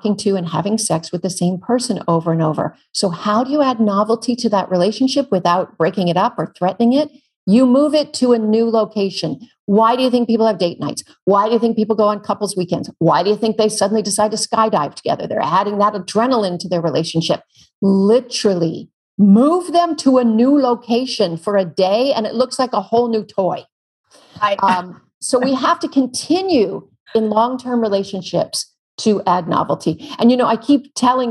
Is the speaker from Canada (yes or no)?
yes; Canada; now in California, United States; I'm Canadian. We have real grizzlies where I'm from